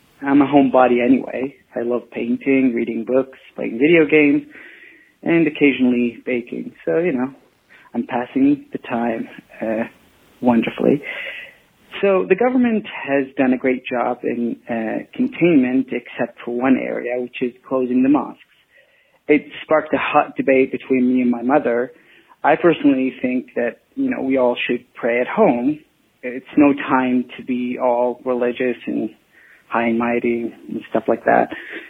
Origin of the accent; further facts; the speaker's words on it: Saudi Arabia; I'm from Saudi Arabia.